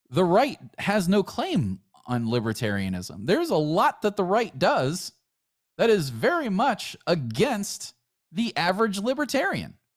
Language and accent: English; United States; we're still all Americans